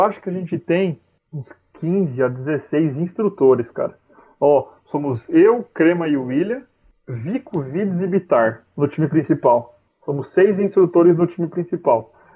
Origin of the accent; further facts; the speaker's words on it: Brazil; moved away as an adult; now in London, United Kingdom; a nossa vida no Brasil